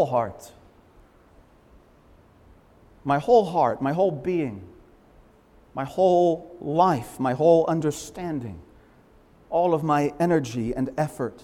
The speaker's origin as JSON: {"language": "English", "town": "Leominster", "region": "Massachusetts", "country": "United States", "tie": "born or raised there", "said": "I grew up in Leominster"}